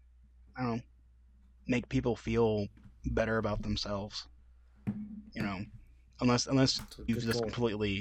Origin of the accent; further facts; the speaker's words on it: Michigan, United States; moved away; also born or lived in Tennessee / Florida; born and raised in Michigan